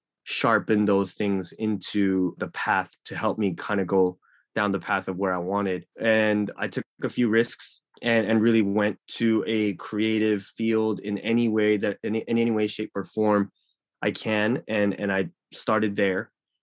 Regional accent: Los Angeles, California, United States; born there; I mean, I was born in LA, so I was born in Koreatown, and then I eventually made my way back into Koreatown.

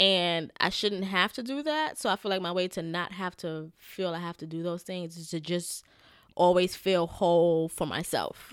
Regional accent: New York, United States; I'm New Yorker

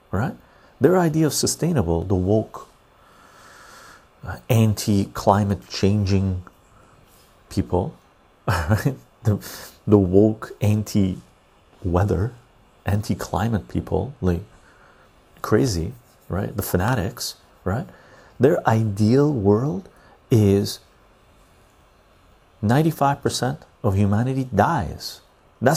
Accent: Canada; as a Canadian

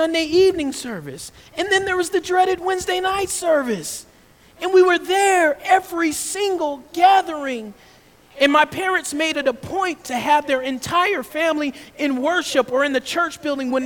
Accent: Georgia, United States; I grew up in the South, in Georgia

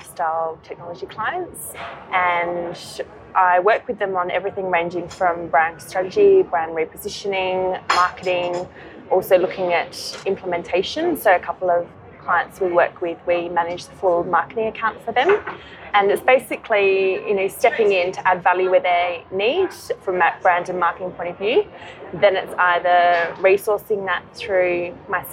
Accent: Adelaide, South Australia, Australia; moved away as an adult; also born or lived in London; now in Sydney, Australia; I'm originally from Adelaide in South Australia. And I grew up there, went to university there

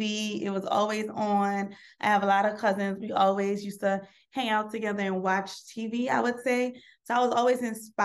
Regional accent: New Orleans, Louisiana, United States; I'm from New Orleans, Louisiana

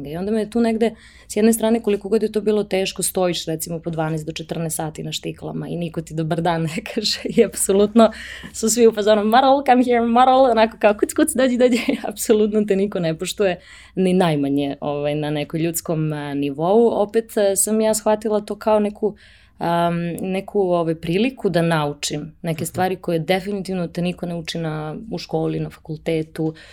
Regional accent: Pančevo, Vojvodina, Serbia; moved away as an adult; also born or lived in Belgrade / Paris; jednog malog grada gde sam odrasla, odrasla sam u Pančevu

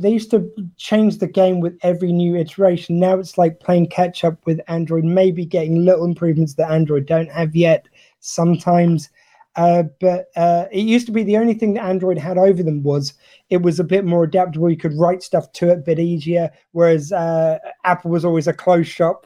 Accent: United Kingdom

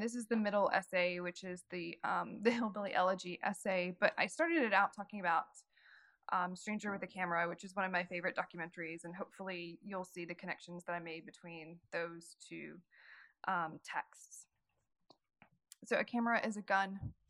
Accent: Knoxville, Tennessee, United States; now in Staunton, United States; So I'm from East Tennessee, from Knoxville, but right now I live in Stanton, Virginia, which is in the Shenandoah Valley.

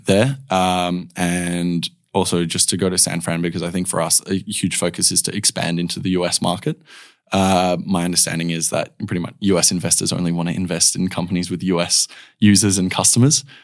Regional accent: Perth, Western Australia, Australia; I was born here in Perth, uh, born and raised

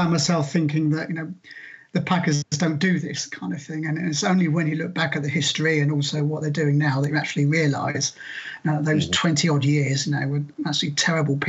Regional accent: Southampton, South East England, United Kingdom; I'm from Southampton.

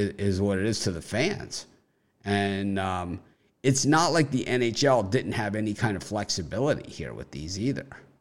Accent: Miami, Florida, United States; moved away; I'm originally from Miami

